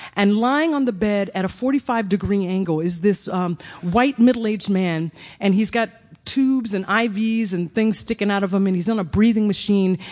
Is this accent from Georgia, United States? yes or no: no; Evansville, Indiana, United States; my hometown of Evansville, Indiana